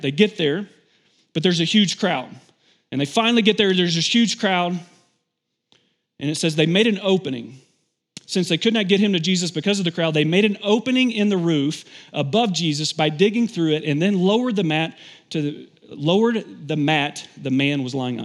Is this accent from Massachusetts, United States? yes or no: no; Kentucky, United States; I'm from Kentucky